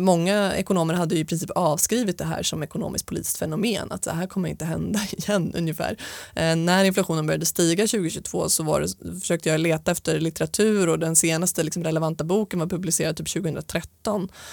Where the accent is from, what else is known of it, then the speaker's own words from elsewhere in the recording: Stockholm, Stockholm County, Sweden; jag är uppvuxen med min mamma i Stockholm